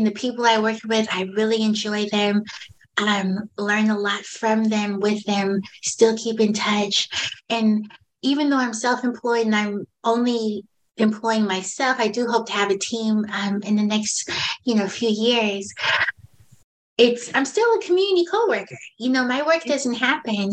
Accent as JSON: {"language": "English", "town": "San Francisco", "region": "California", "country": "United States", "tie": "born or raised there", "lives_now": "San Bruno, United States", "said": "I'm from San Francisco"}